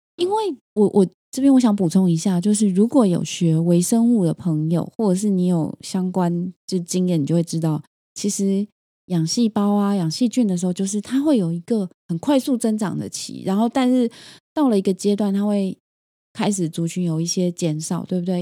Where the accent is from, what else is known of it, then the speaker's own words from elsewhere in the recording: Taiwan; 台湾的人口密度在全世界排名是前十名的，表示我们是很拥挤的